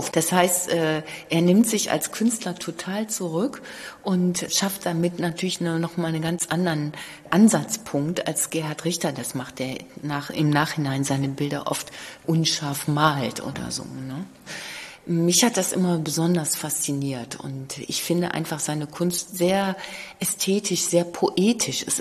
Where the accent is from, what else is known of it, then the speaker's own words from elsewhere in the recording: Cologne, North Rhine-Westphalia, Germany; Äh, ich komme ja auch aus Köln und habe früher im Museum Schnüttgen gearbeitet